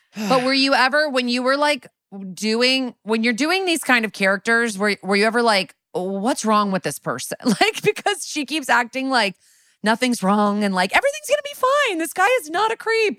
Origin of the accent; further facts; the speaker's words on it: Connecticut, United States; also born or lived in New York; now in Los Angeles, United States; I was born in New York and raised in Connecticut right outside, but I lived there for eleven years before I moved to L